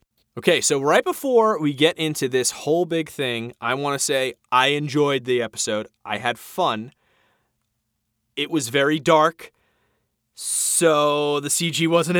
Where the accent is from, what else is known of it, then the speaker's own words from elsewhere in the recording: New York, United States; As a New Yorker, I loved it.